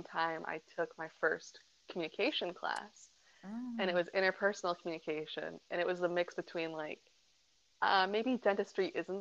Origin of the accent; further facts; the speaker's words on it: Muskegon, Michigan, United States; I am from Muskegon, Michigan, on the west side of Michigan